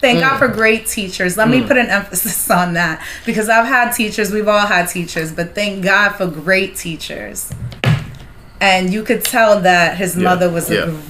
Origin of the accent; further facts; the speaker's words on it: New York, United States; also born or lived in Nairobi, Kenya; I'm African and I was born in Nairobi, Kenya, and then I came here to America in New York when I was 5.